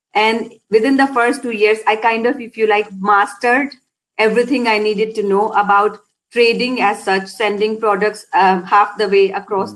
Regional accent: India; moved away as an adult; now in Scotland, United Kingdom; I was born and brought up in India. I came to Scotland back in 2002

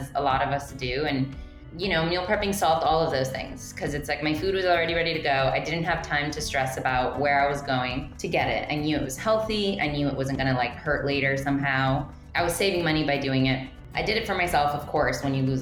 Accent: Mission, Texas, United States; I'm from Mission, Texas

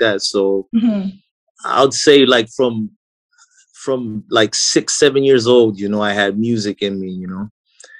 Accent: Blantyre, Southern Region, Malawi; I was born and raised in Blantyre

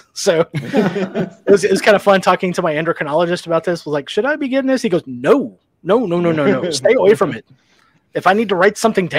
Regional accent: Reno, Nevada, United States; growing up in Reno

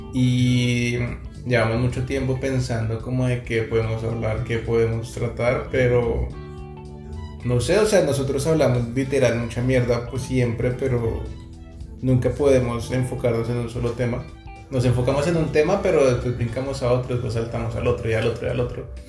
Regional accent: Bogotá, Colombia; now in Montreal, Canada; somos de Bogotá, Colombia. Actualmente nos encontramos en Montreal, Canadá

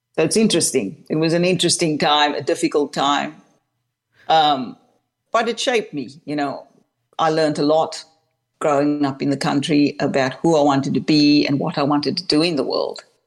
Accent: Cape Town, Western Cape, South Africa; now in Melbourne, Australia; I was born and raised in Cape Town, South Africa

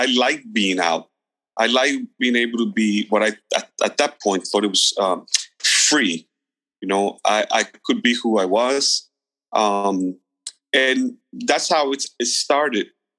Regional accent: New York, United States; moved away as an adult; also born or lived in Guatemala; I grew up in New York

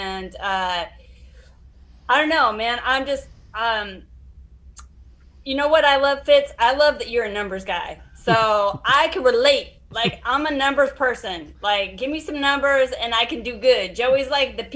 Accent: Montana, United States; I'm from Montana

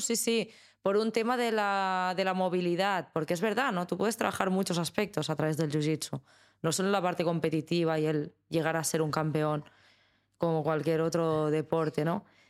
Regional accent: Spain; como española y como mujer en España

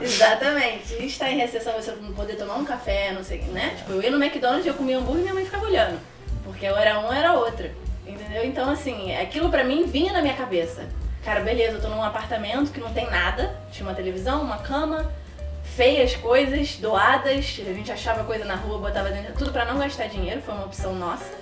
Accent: Rio de Janeiro, Brazil; accent: carioca; moved away as an adult; now in Canada; Eu sou carioca da Gema

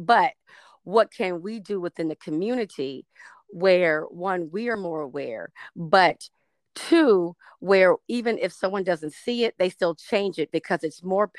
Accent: the South, United States; now in California, United States; And I'm from the South

